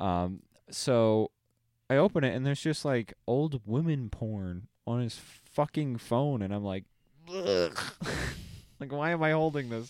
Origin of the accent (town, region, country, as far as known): Fall River, Massachusetts, United States; moved away as an adult; now in Rhode Island, United States